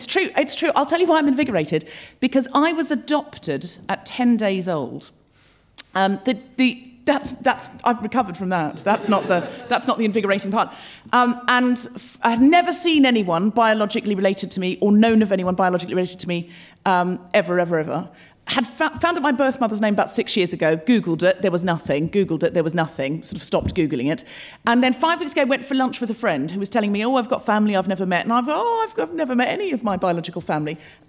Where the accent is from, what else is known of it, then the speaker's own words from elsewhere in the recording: Brisbane, Queensland, Australia; I was brought up in Australia. I know I don't sound especially Australian, but I read a lot of Enid Blyton as a child and I picked up the accent from the books. I was born in Brisbane